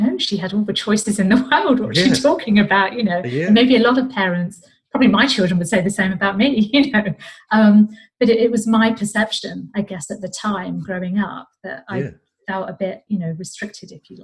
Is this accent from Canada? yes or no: no; United Kingdom; I was born and brought up in Great Britain